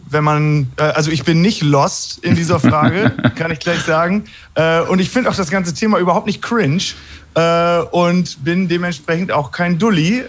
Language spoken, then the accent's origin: German; Hagen am Teutoburger Wald, Lower Saxony, Germany; ich komme hier aus Hagen am Teutoburger Wald